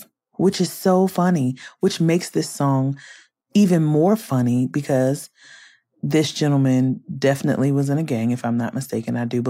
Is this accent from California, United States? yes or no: yes; Compton, California, United States; growing up in Compton in the 90s.